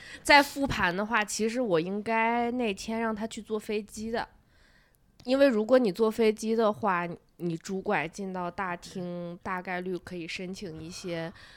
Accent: northern China, China; 我是个北方人

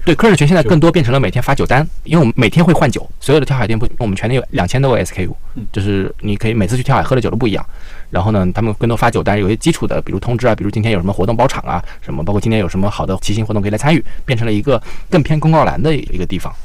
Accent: Yancheng, Jiangsu, China; now in Beijing, China; 我是江苏盐城人

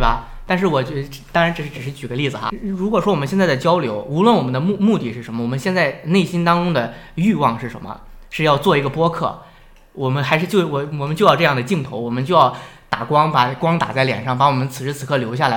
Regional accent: Shandong, China; accent: Shandong accent; now in Hebei, China; 有口音，我是山东人，我有山东口音

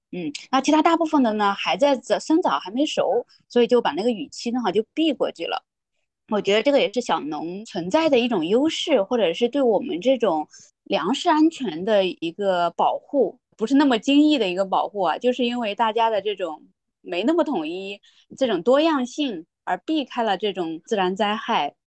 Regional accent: Shandong, China; moved away; 我老家啊，山东

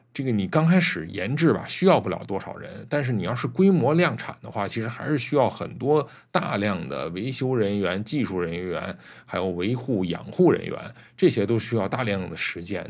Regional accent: China; 我们中国人

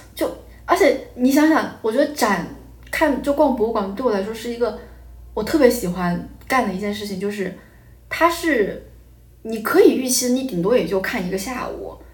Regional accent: Hubei, China; 我是湖北人，然后嗯。湖北就是那种著名的高考大神

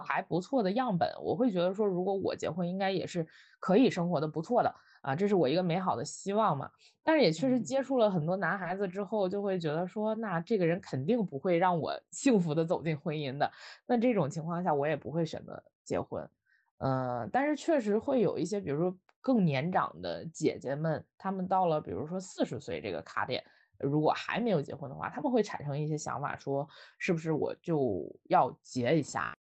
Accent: Northeast China, China; now in Beijing, China; 我是东北人

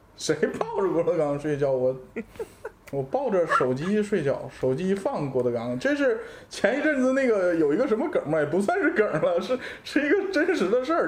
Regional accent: Shenyang, Liaoning, China; accent: Shenyang dialect; also born or lived in Beijing; now in Xiamen, China; 天津户口的沈阳人，然后在北京待了十五年。嗯，成分很复杂，但是作为一个沈阳人，我不管在哪里，都坚持用沈阳话影响周围的人

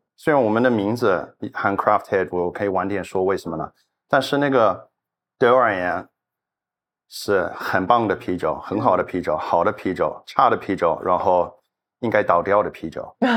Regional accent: New Zealand; Chinese is a second language; also born or lived in Australia; now in Shenzhen, China; 我新西兰人嘛

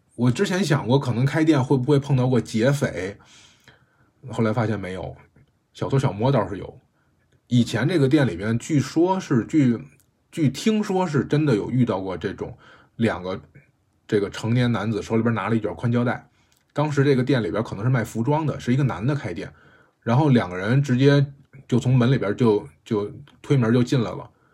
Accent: Beijing, China; 我在胡同里长大的

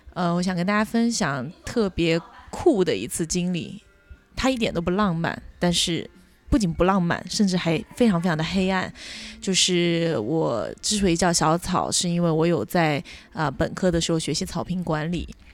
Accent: Kangding, Sichuan, China; also born or lived in United States / United Kingdom; now in Hangzhou, China; 生长在青藏高原腹地，美丽的情歌的故乡康定，因为工作的原因来到了杭州

